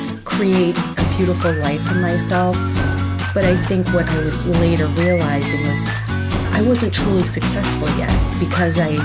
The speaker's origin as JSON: {"language": "English", "town": "Worcester", "region": "Massachusetts", "country": "United States", "tie": "born or raised there", "said": "I grew up in Worcester, Massachusetts, which is a post-industrial town"}